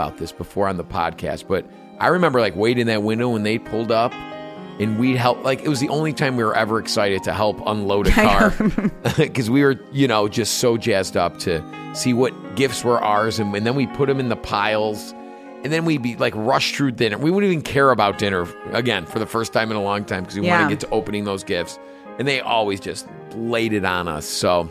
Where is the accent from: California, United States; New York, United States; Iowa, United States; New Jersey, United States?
New Jersey, United States; Hi, Jersey. Oh, I'm from Jersey. I'm a Jersey broad.